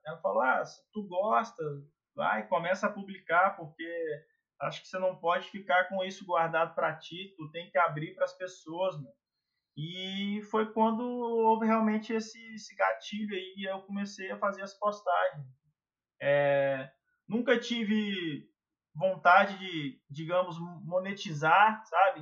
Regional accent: Minas Gerais, Brazil; also born or lived in Rio Grande do Sul / Portugal; eu sou sou de Minas

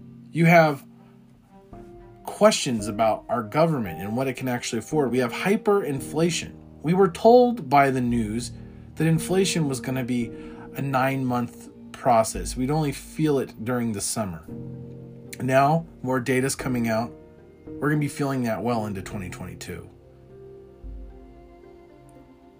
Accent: United States; we as American people

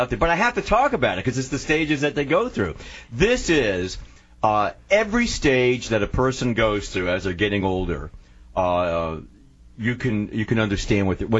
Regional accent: New York City, New York, United States; moved away; growing up in New York City

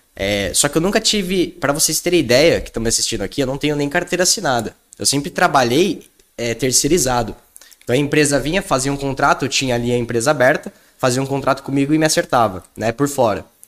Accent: São Paulo, Brazil; eu sou aqui de São Paulo, então, pô, aqui na Faria Lima

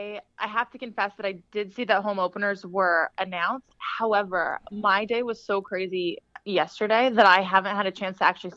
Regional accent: California, United States; now in Boston, United States; I'm originally from California.

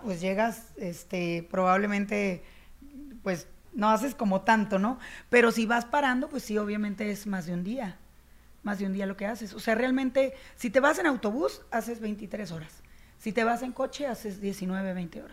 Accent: La Paz, Baja California Sur, Mexico; also born or lived in Chicago, United States / Mexico City, Mexico; now in La Paz, Mexico; yo soy nacida en La Paz, Baja California Sur, y entonces cuando yo me voy a Estados Unidos, eh, viví casi 17 años en Chicago

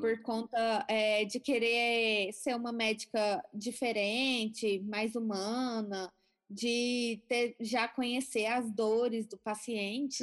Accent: Goiânia, Goiás, Brazil; Eu nasci na cidade de Goiânia, Goiás. Nasci no dia 3 de maio de 1988. Sempre tive uma infância normal, era uma criança super saudável. É, cresci então em Goiânia

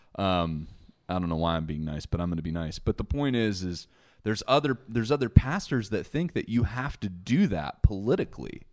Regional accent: United States; as an American

